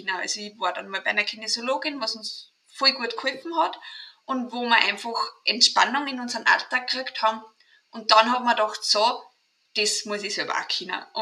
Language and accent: German; Austria; accent: Austrian; bin aus Österreich, drum auch mein Dialekt.